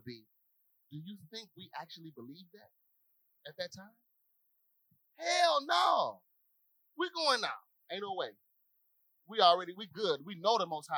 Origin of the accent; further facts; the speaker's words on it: Little Rock, Arkansas, United States; where I grew up in Little Rock